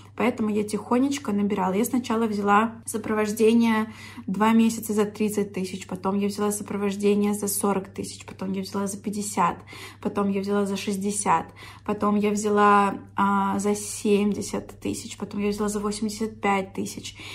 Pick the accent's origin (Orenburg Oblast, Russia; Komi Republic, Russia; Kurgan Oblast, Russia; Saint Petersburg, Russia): Orenburg Oblast, Russia; Orsk; moved away; в Орск, в мой родной город